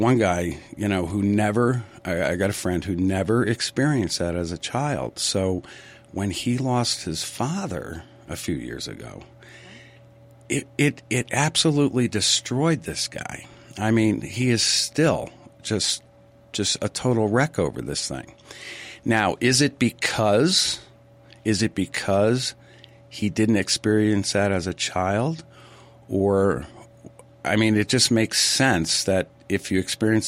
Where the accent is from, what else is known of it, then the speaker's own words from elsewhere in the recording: New England, United States; I grew up in New England